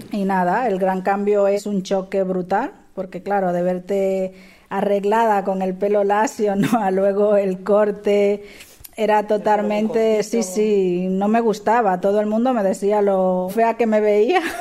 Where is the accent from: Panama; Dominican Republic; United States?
Dominican Republic; now in Madrid, Spain; Hola, yo soy dominicana